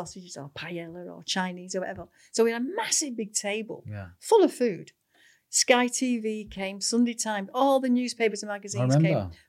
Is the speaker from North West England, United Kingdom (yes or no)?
yes; Manchester, North West England, United Kingdom; born there; Well, I was born in Manchester.